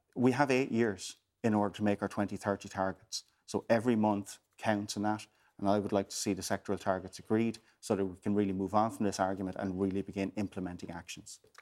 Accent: Waterford, Munster, Ireland; I'm from Waterford

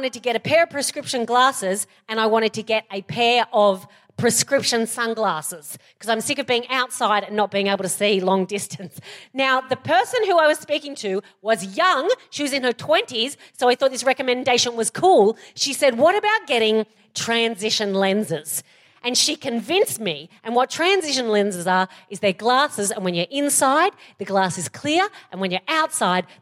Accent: Australia; I'm Australian and we abbreviate everything

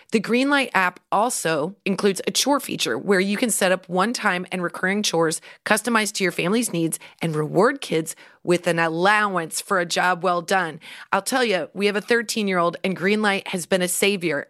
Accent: Central City, Nebraska, United States; when I was growing up in Central City

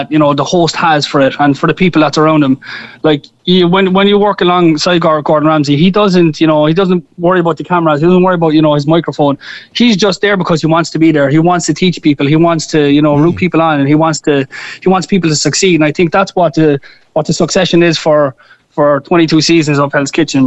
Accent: Cork, Munster, Ireland; moved away as an adult; now in United States; being Irish and being from Cork

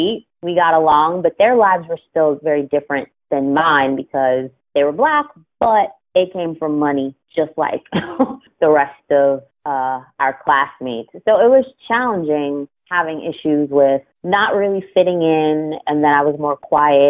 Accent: Sewickley, Pennsylvania, United States; also born or lived in Florida; now in Baltimore, United States; I grew up in a small town about, I mean, 20 minutes driving distance max from the city of Pittsburgh

